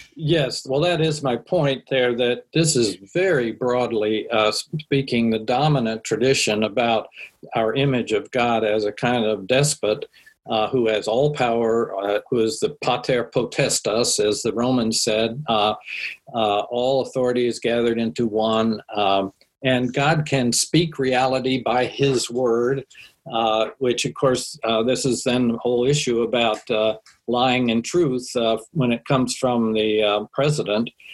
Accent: Washington, District of Columbia, United States; I grew up in Washington with all of the uh, panoply of uh, rituals and symbols and monuments

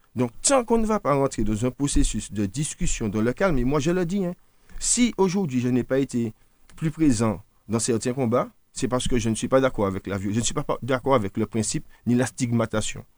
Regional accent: Martinique; si on est martiniquais

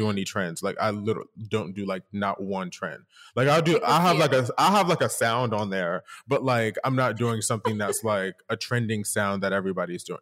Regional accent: Delaware, United States; also born or lived in Philadelphia; I'm originally from Philadelphia slash Delaware, depending on who's asking, would depend on where I'm from. Uh, so, but I really grew up in Delaware, to be honest.

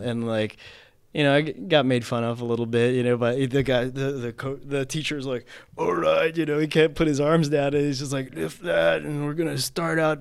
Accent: Philippines; I grew up in the Philippines

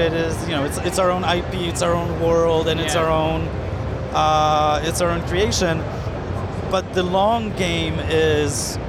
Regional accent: Poland; I'm from Poland.

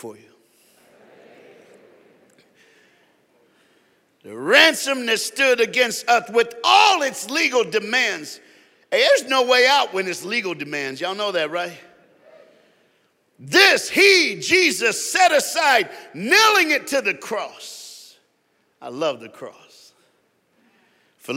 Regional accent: Tennessee, United States; now in South Florida, United States; I was born and raised in Tennessee.

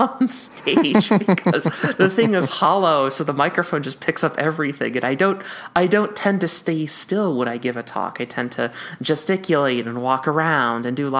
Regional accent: Minnesota, United States; I mean, I was there from Minnesota

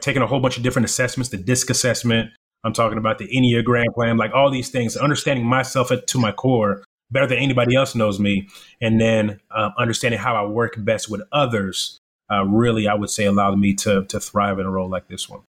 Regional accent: Irving, Texas, United States; English is a second language; also born or lived in Congo / South Africa; we come from Congo, South Africa to the US, and I'm living in the inner city whenever I'm in Irving, Texas

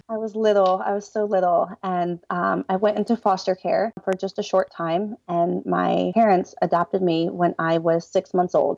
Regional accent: Delaware, United States; I'm from Delaware

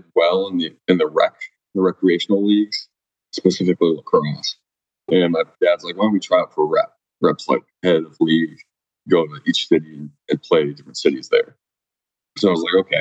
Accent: Oakville, Ontario, Canada; moved away as an adult; also born or lived in Columbus, Ohio; I grew up in Oakville

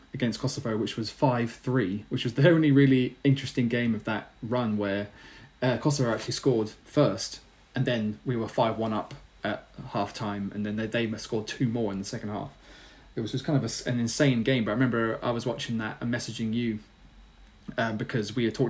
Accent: England, United Kingdom; we're English

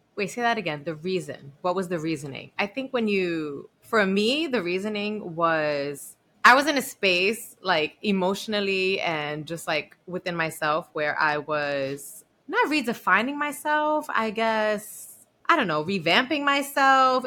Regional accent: New York City, New York, United States; I'm like from the Bronx and I went to Barnard

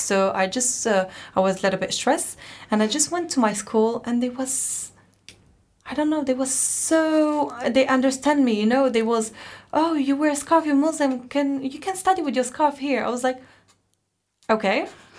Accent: France; moved away as an adult; also born or lived in Morocco; now in United Kingdom; So actually, I'm French originally from Morocco. Uh-huh. So my mom, she was born in France, but her parent was Moroccan. And my dad is Moroccan.

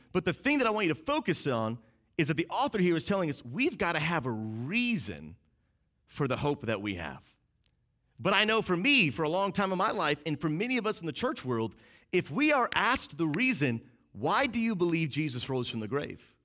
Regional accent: outside of Boston, Massachusetts, United States; I grew up outside of Boston, Massachusetts, so we say Happy Easter

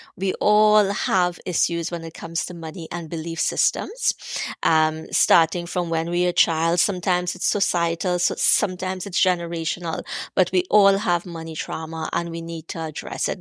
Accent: Trinidad & Tobago; growing up in Trinidad, growing up poor

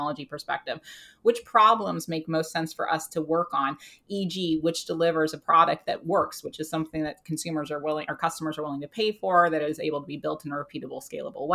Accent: United States; now in United Kingdom; I am an American living in the UK

